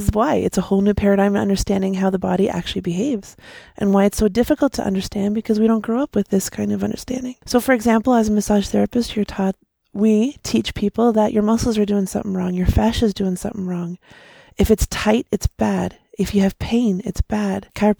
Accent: Leamington, Ontario, Canada; I'm from Leamington, Ontario.

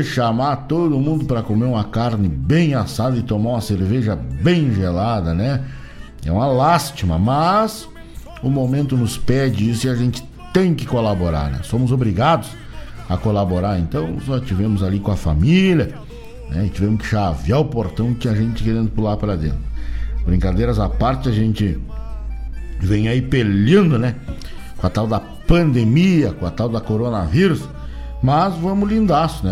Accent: São Borja, Rio Grande do Sul, Brazil; Nós nascia lá na terra de São Borja

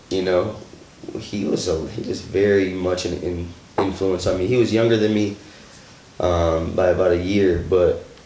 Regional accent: Beloit, Wisconsin, United States; also born or lived in Madison, Wisconsin; I was born and raised in Beloit, Wisconsin.

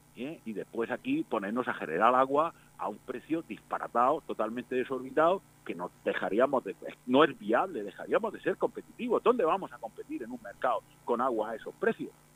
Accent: Spain; Somos ciudadanos de este país, somos españoles

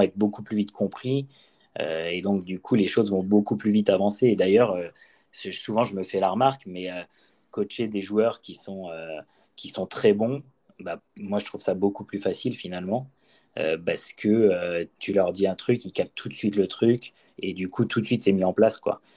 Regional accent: Brittany, France; also born or lived in Bordeaux; je viens quand même de Bretagne

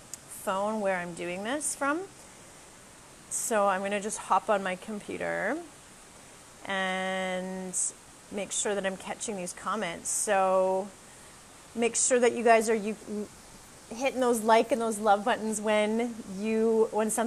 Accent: Canada; moved away as an adult; now in Costa Rica; I'm a Canadian girl

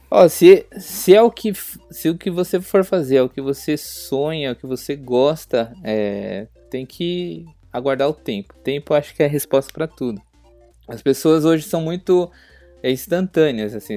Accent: Bragança Paulista, São Paulo, Brazil; sou de Bragança Paulista, interior de São Paulo

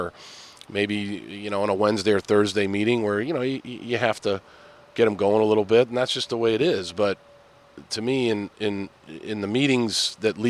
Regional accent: Boston, Massachusetts, United States; I'm an Irish guy from Boston

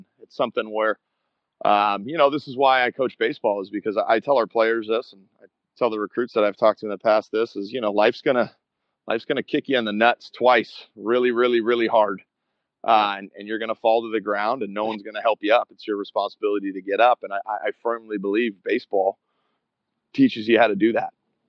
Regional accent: West Coast, United States; moved away as an adult; me being from the West Coast, away from home and stuff

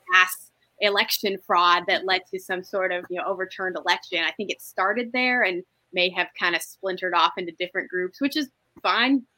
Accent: Toledo, Ohio, United States; I'm from Toledo

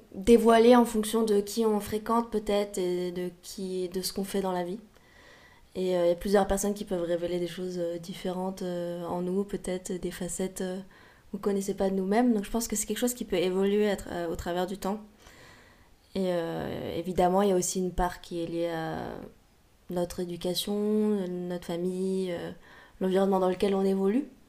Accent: Paris, Île-de-France, France; also born or lived in London / Berlin; j'ai grandi euh, à Paris

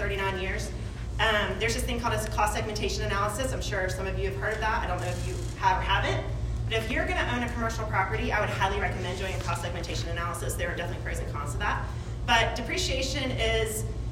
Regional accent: Chapin, South Carolina, United States; I'm from Chapin and I know a lot of people in Chapin. I've been in Chapin since 1983. So I was a young girl, whatever. Whenever we moved here

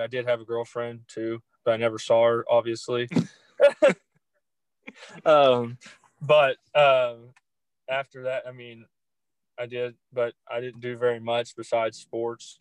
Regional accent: Greenbrier, Arkansas, United States; moved away as an adult; now in Pattonsburg, United States; I grew up in a town called Greenbrier, Arkansas

